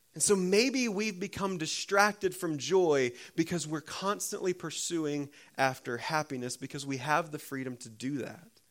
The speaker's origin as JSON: {"language": "English", "country": "United States", "said": "as American Christians"}